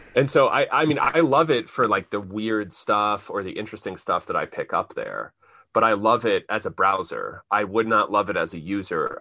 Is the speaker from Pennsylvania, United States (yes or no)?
yes; Central Pennsylvania, United States; moved away; We're both from Central Pennsylvania originally